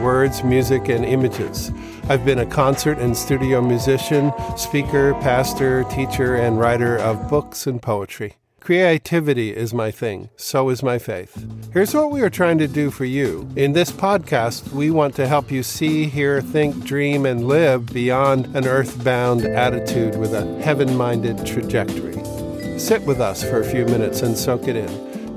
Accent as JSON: {"language": "English", "region": "East Coast", "country": "United States", "tie": "born or raised there", "also_born_or_lived": "Manhattan, New York", "said": "grew up on the East Coast"}